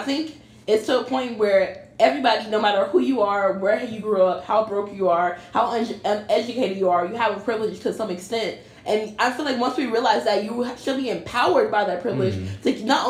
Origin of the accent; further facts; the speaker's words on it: Inglewood, California, United States; I grew up in Inglewood